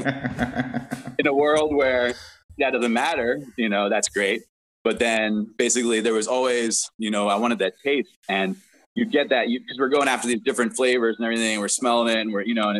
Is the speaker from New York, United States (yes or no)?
yes; New York, United States; also born or lived in South Africa / Florida; now in West Coast, United States; I was born in South Africa. I grew up in New York and then lived in Florida for a little while before coming out to the West Coast